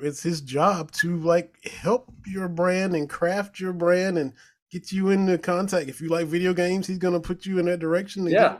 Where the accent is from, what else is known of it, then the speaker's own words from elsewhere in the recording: Harlan County, Kentucky, United States; now in Tennessee, United States; I'm from Harlan County, but I live down here in Tennessee.